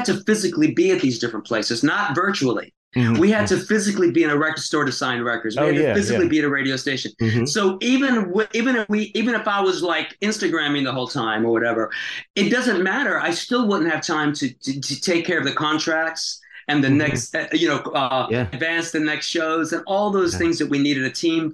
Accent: Tampa, Florida, United States; moved away; also born or lived in Greenwich Village, New York; my hometown in Tampa

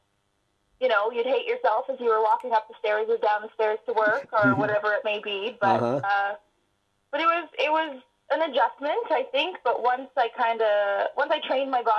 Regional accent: Winnipeg, Manitoba, Canada; moved away as an adult; now in North Vancouver, Canada; I am from Winnipeg

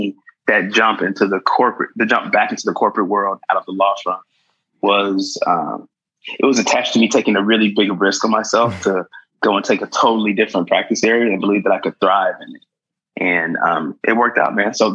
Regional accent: Fort Worth, Texas, United States; also born or lived in Washington, D.C. / Chicago / Boston; now in Dallas, United States; I grew up in Fort Worth

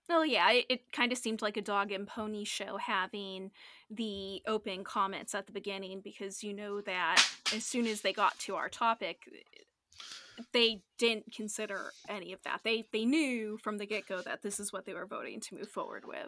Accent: Northeastern US, United States; us Northeastern people

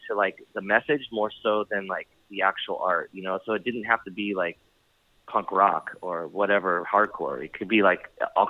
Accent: San Diego, California, United States; growing up in San Diego and starting to play music, like when I started playing when I was 15, you know, a lot of it's not like Los Angeles

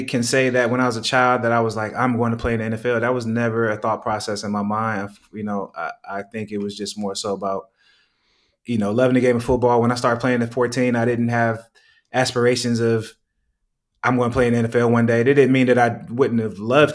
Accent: Oakland, California, United States; moved away as an adult; also born or lived in Boulder, Colorado; I'm from Oakland, California

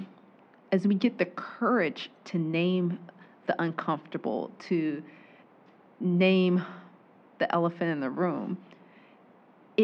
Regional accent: Georgia, United States; also born or lived in Waycross, Georgia; I'm born and raised in Georgia

